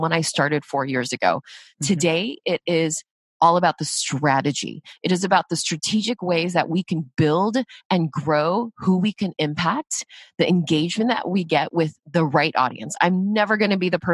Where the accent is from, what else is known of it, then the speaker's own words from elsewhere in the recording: United States; I'm Korean, I'm Asian American